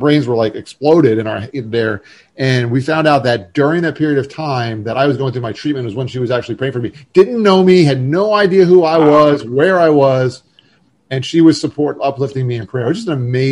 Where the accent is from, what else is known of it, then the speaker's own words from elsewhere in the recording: Florida, United States; moved away; I was from Florida and had moved back for grad school